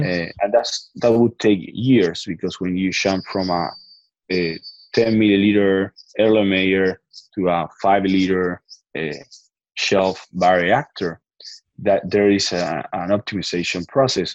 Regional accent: Argentina; I'm from Argentina

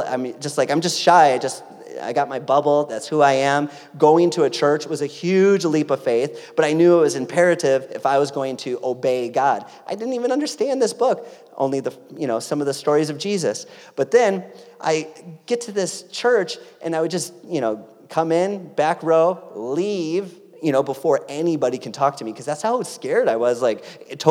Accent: Greenfield, Wisconsin, United States; moved away; also born or lived in San Diego, California; ended up in my hometown of beautiful Greenfield, Wisconsin

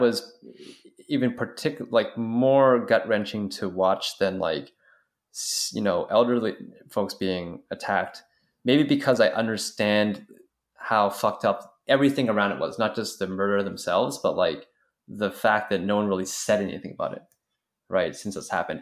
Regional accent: Canada; As a Canadian

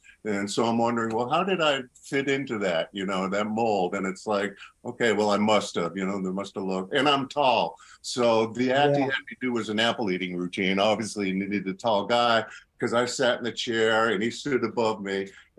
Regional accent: Orange, Massachusetts, United States; moved away; I grew up in Western Massachusetts, which, of course, is the home of Penn and Teller, Michael Motion. I grew up right next to those guys. Didn't know them. You know, I grew up in Orange.

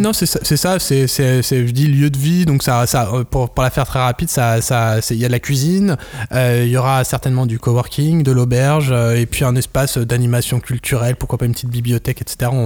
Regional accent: France; moved away as an adult; also born or lived in Japan; en tant que français

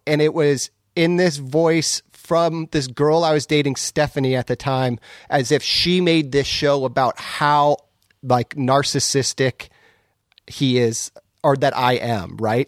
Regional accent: Southern California, United States; moved away as an adult; now in Portland, United States; I'm from Southern California, originally. I've lived in Portland for, let's see, fifteen, sixteen years

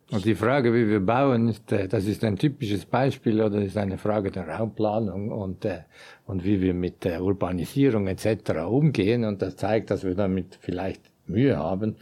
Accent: Switzerland; wir sind tatsächlich ein, eine Gesellschaft von sehr erfolgreichen, und zwar Europa bis weltweit unvergleichlich erfolgreichen und damit reichen Schweizern

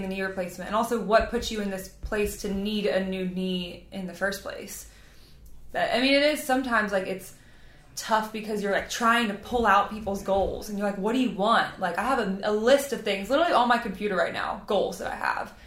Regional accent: twenty minutes from New Orleans, Louisiana, United States; I am not from there. I am from Louisiana

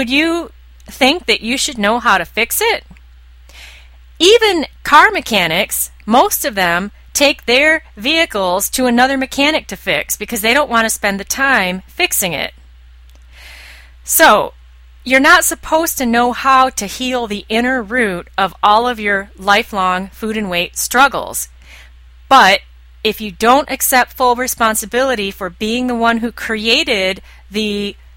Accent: United States; I'm an American.

